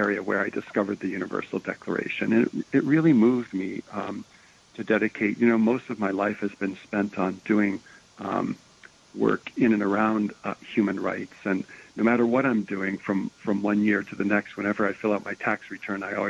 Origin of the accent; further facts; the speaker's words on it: Ohio, United States; I grew up in the Midwest and in Ohio